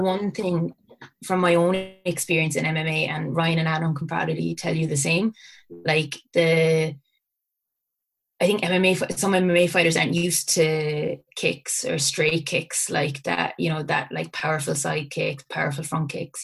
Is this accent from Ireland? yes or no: yes; Bantry, Munster, Ireland; we we we're from Bantry in West Cork